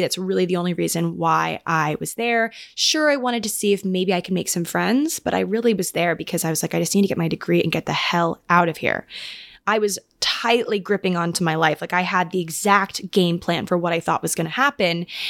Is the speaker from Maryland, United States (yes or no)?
yes; Maryland, United States; moved away as an adult; now in New York, United States; we actually just lived on the same cul de sac growing up in Maryland